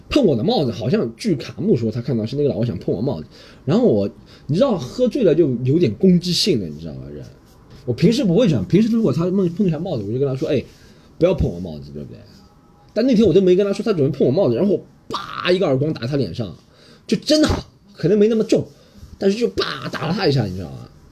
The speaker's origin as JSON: {"language": "Chinese", "region": "Shanghai", "country": "China", "said": "我是个上海人"}